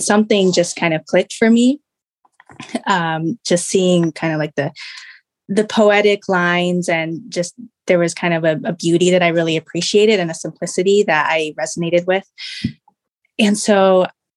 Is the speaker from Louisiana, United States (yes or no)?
no; Rochester, Minnesota, United States; moved away as an adult; also born or lived in China / Bay Area, California; we moved to a town called Rochester, Minnesota. And that's where I grew up most of my life until college.